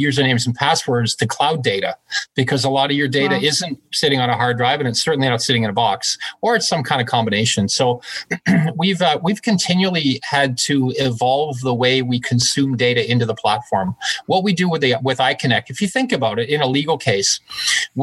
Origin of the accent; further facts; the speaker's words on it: Glasgow, Scotland, United Kingdom; also born or lived in Canada; now in Toronto, Canada; I was actually born in Glasgow, Scotland.